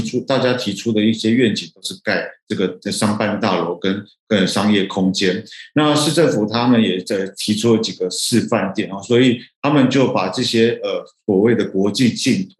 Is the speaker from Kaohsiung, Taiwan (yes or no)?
yes; Kaohsiung, Taiwan; 因为我，呃，从小也，呃，也在盐城区长大，那这个地方离我的老家大概步行五分钟左右